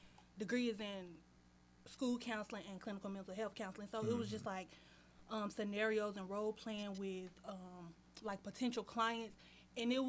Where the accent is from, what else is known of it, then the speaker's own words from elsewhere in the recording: Chattanooga, Tennessee, United States; moved away; I'm from Tennessee, Chattanooga, Tennessee